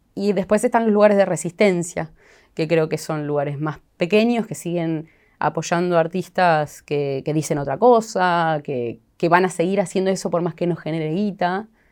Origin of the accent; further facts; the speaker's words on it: Sunchales, Santa Fe, Argentina; moved away; Yo amo volver a Sunchales, me encanta mi pueblo.